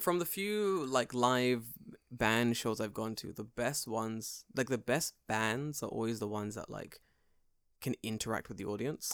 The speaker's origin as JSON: {"language": "English", "region": "England", "country": "United Kingdom", "moved": "as an adult", "lives_now": "Japan", "said": "I'm from England"}